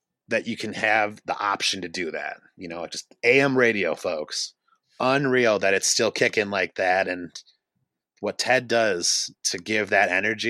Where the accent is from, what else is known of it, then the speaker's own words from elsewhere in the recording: Green Lake, Wisconsin, United States; grew up not in Milwaukee, but I grew up in Green Lake, Wisconsin, about 20 minutes from Oshkosh